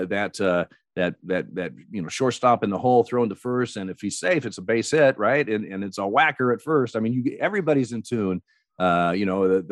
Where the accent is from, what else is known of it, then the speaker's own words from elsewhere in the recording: Eugene, Oregon, United States; I grew up in Eugene, Oregon